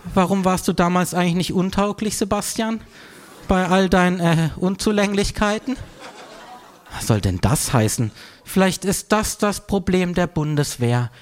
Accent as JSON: {"language": "German", "town": "Freiburg", "region": "Baden-Württemberg", "country": "Germany", "tie": "born or raised there", "moved": "yes", "said": "aus meiner Heimatstadt Freiburg"}